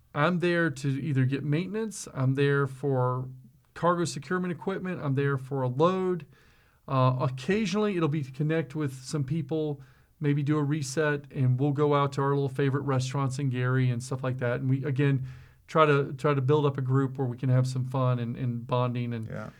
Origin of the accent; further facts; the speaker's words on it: South Mississippi, United States; I was just some guy from South Mississippi that came to a company in Wisconsin